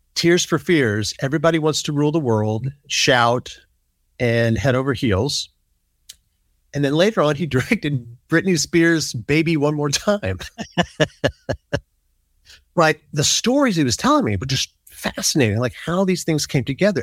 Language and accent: English; Biloxi, Mississippi, United States; I grew up in Biloxi, Mississippi, which is not that far away from New Orleans